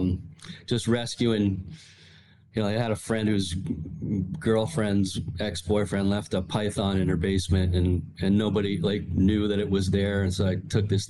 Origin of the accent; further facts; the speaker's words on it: Rhode Island, United States; also born or lived in Michigan; I grew up in Michigan and then, for my first 5 years and then really did most of my, younger years living in Rhode Island